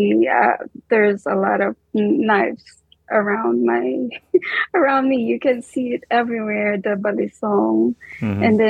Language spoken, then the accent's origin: English; Lipa, Calabarzon, Philippines; moved away as an adult; also born or lived in Israel; now in New York City, United States; I was born in Lipa City, Batangas.